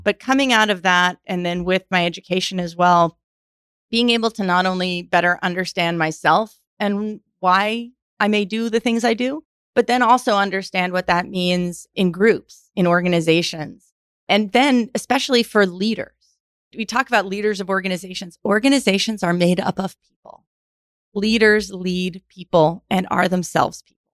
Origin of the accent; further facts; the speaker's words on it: New York, United States; moved away; also born or lived in Houston, Texas; I grew up in New York, came to Rice